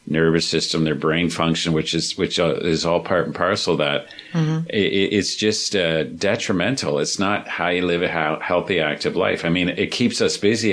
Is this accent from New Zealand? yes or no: no; Ontario, Canada; I'm from Ontario